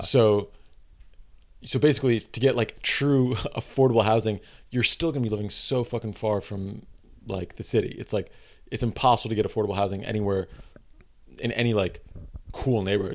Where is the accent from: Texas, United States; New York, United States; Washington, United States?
New York, United States; New York City; I grew up in Greenpoint